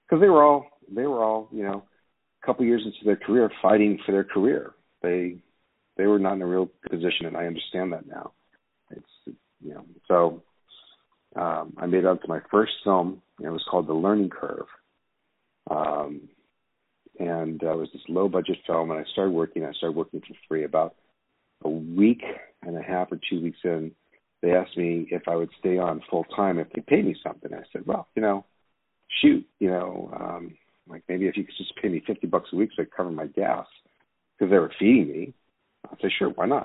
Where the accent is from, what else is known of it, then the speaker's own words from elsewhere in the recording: Santa Monica, California, United States; I grew up in the Los Angeles area. In fact, I grew up in the Santa Monica, Malibu area for the most part. I went to Santa Monica High School.